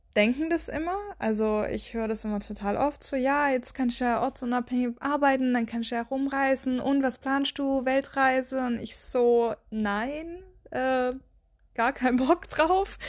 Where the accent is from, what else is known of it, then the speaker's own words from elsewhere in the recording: Baden-Württemberg, Germany; moved away as an adult; also born or lived in Bavaria; now in near Würzburg, Germany; Also ich komme ja eigentlich aus Baden-Württemberg und bin dann auch umgezogen für den Job.